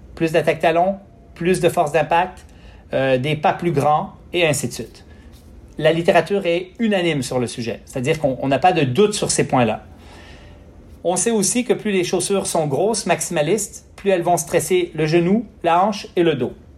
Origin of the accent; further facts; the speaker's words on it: Quebec, Canada; j'ai grandi au Lac-Saint-Jean sur une ferme